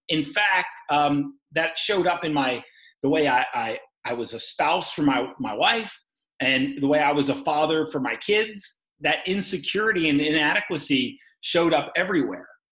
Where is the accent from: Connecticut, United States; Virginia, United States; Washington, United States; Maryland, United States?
Maryland, United States; Baltimore; moved away as an adult; also born or lived in Oregon; now in St. Louis, United States; I'm from Maryland, Baltimore, Maryland